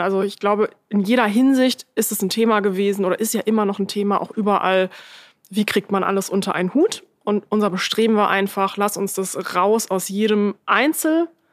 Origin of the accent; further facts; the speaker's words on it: Lower Saxony, Germany; Ich bin in einer Kleinstadt in Niedersachsen aufgewachsen.